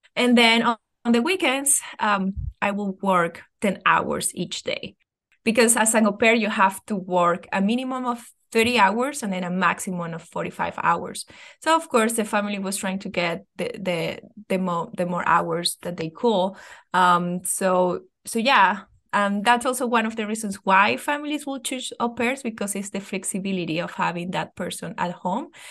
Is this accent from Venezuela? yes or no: yes; Venezuela; English is a second language; moved away as an adult; now in United States; I am originally from Venezuela, and I've been living in the United States for nine years now.